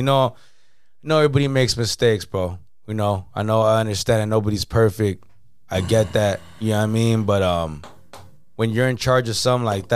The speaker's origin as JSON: {"language": "English", "town": "San Jose", "region": "California", "country": "United States", "tie": "born or raised there", "said": "growing up in San Jose"}